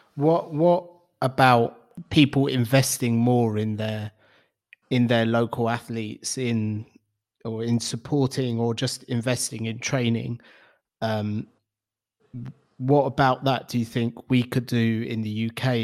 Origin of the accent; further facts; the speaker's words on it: London, United Kingdom; growing up in London